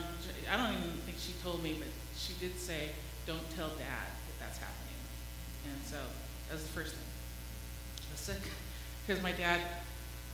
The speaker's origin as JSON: {"language": "English", "town": "White Center", "region": "Washington", "country": "United States", "tie": "born or raised there", "said": "When I was growing up in White Center, it was predominantly white, a blue-collar neighborhood."}